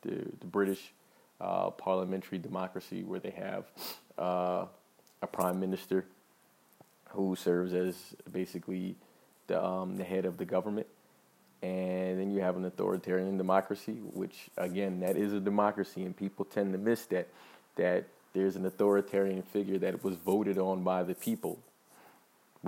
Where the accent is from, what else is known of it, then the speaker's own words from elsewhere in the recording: United States; I'm an American